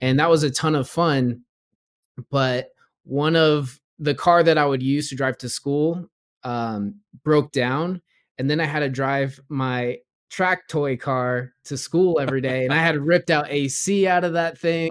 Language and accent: English; Southern California, United States; born or raised there; also born or lived in Florida / Ohio